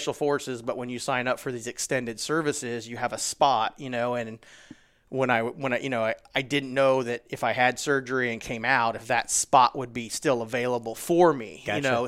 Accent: Springfield, Ohio, United States; So, you know, actually I'm from Springfield, Ohio, pretty much smack dab in the middle of the state.

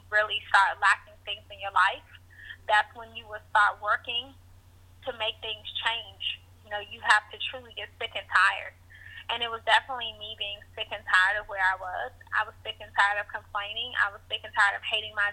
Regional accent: Washington, District of Columbia, United States; I grew up in Washington, D.C.

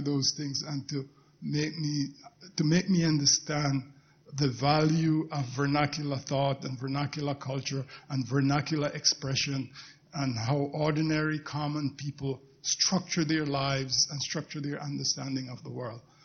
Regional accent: Jamaica; moved away as an adult; now in United States; the community where I grew up in Jamaica

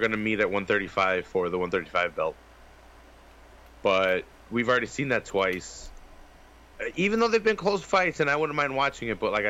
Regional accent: Chicago, Illinois, United States; I grew up in Chicago.

